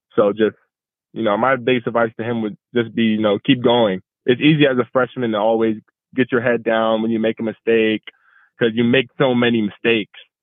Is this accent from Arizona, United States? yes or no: yes; Arizona, United States; moved away as an adult; now in San Diego, United States; I am from Arizona